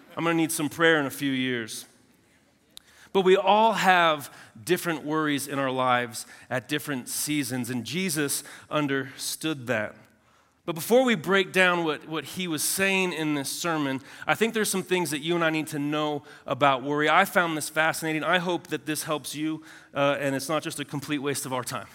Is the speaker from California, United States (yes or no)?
yes; Southern California, United States; I'm from Southern California